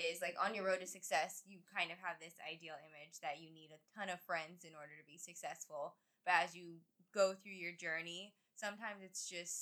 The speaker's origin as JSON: {"language": "English", "town": "Denver", "region": "Colorado", "country": "United States", "moved": "yes", "said": "I'm from Denver, Colorado originally"}